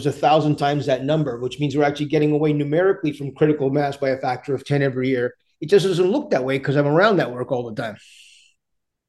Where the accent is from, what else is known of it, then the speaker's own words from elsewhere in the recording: Canada; English is a second language; also born or lived in India; My parents came to Canada when I was young, and grew up through some challenging spaces initially